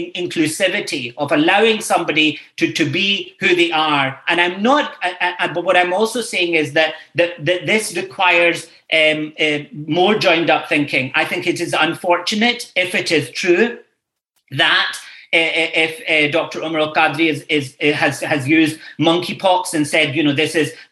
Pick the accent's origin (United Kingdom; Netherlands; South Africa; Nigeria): United Kingdom; Scotland; moved away as an adult; now in Ireland; I grew up in a Scotland where this wasn't the case